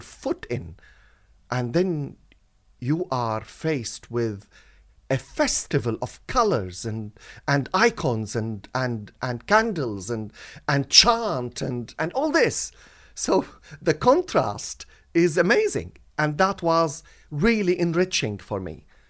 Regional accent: Latakia, Latakia Governorate, Syria; also born or lived in Beirut, Lebanon; now in United Kingdom; the Presbyterian Church in my hometown in Syria, Latakia, which is a seaport on the Mediterranean Sea

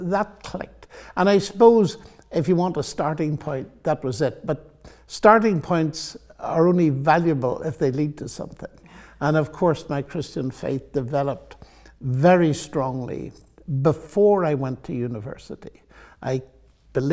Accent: Northern Ireland, United Kingdom; moved away; also born or lived in Oxford, England; I'm from Northern Ireland.

